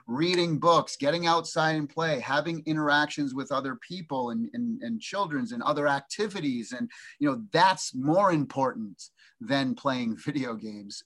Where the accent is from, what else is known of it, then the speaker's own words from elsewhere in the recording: Massachusetts, United States; moved away as an adult; now in Orange County, United States; I grew up in the East Coast in Massachusetts for 21 years, and then been here 32 years